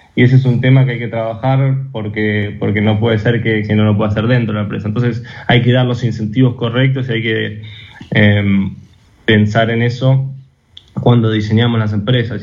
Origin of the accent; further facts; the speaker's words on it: Argentina; como personas argentinas y como argentinos, como empresas argentinas